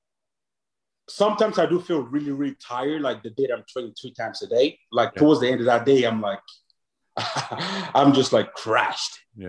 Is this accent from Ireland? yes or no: yes; Dublin, Leinster, Ireland; also born or lived in Nigeria; I was born in Nigeria, but I grew up in Dublin. I moved to Ireland when I was about 9